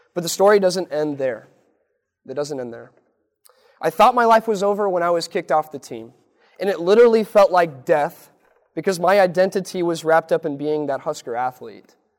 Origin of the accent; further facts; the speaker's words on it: Lincoln, Nebraska, United States; born or raised there